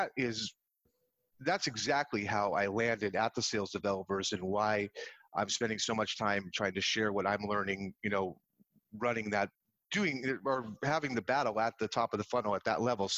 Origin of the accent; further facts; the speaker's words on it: San Jose, California, United States; I grew up in the Bay Area. I was born in San Jose Hospital